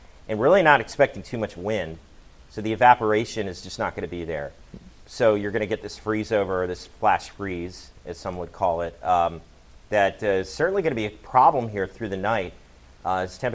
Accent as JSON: {"language": "English", "town": "Rockville", "region": "Maryland", "country": "United States", "moved": "yes", "lives_now": "Delmarva, United States", "said": "I'm from the Rockville area, Montgomery County"}